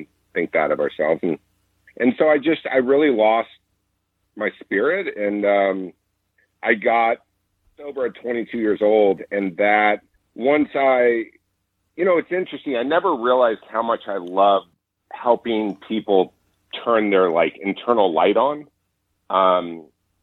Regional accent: Orange County, California, United States; growing up in Orange County

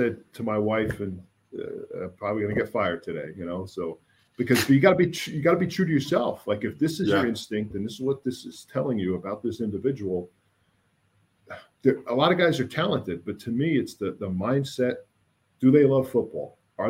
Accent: New Jersey, United States; where I grew up in North Jersey

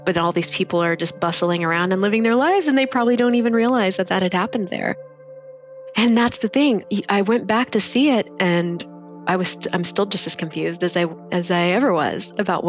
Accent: Kansas, United States; moved away as an adult; also born or lived in Orange County / Bay Area / Washington, District of Columbia, United States; now in San Jose, United States; I'm from Kansas.

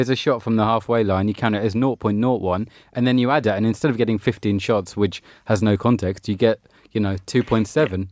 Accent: England, United Kingdom; as an Englishman

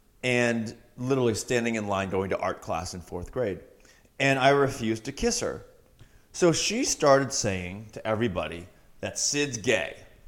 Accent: Massachusetts, United States; Cape Cod, Massachusetts.

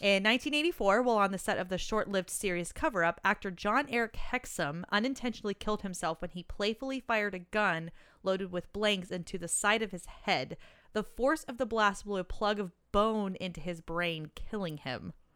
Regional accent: United States; I'm American

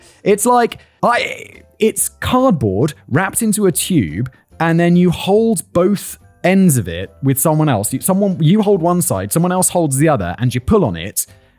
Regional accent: United Kingdom; As both a Brit and lawyer, though, I detest this demonstration of public emotion and passion

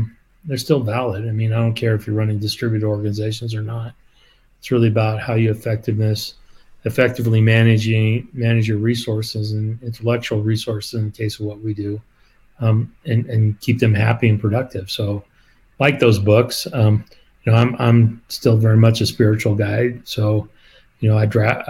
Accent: Colorado, United States; I'm a Colorado kid, born and raised in Colorado, even though I've lived outside of the state

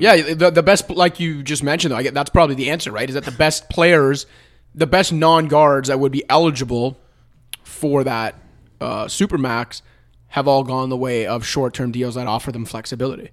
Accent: Toronto, Ontario, Canada; I'm from Toronto and have biases here

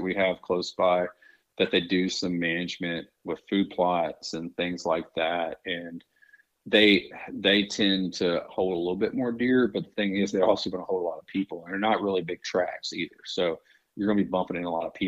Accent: Mississippi Delta, United States; moved away; I grew up living in the Mississippi Delta

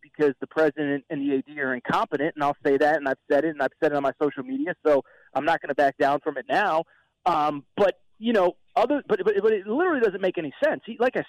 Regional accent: Connecticut, United States; You know, I grew up in Connecticut, very passionate fan base at UConn.

